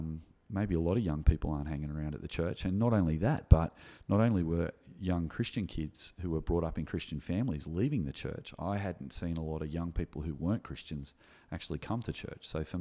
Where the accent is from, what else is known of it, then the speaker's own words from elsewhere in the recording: Gymea, New South Wales, Australia; my experience growing up in Guymer Anglican Church in the 1980s